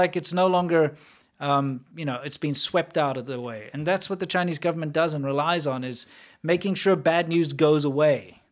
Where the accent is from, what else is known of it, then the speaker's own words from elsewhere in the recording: South Africa; I'm from South Africa.